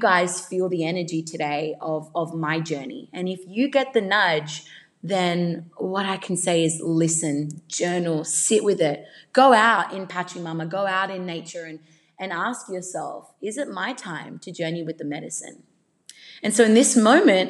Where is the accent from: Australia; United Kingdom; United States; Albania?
Australia; accent: Australian; I am Australian